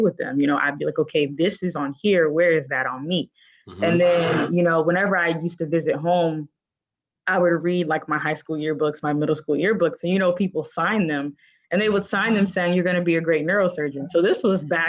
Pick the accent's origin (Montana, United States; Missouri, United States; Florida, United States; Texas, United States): Florida, United States; Tallahassee; moved away as an adult; now in Cleveland, United States; I grew up in Tallahassee, Florida, Wakulla County, Florida